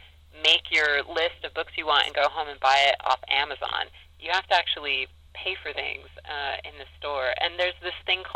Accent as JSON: {"language": "English", "region": "Southern California", "country": "United States", "tie": "born or raised there", "also_born_or_lived": "Ames, Iowa", "moved": "yes", "lives_now": "Blacksburg, United States", "said": "I grew up in Southern California"}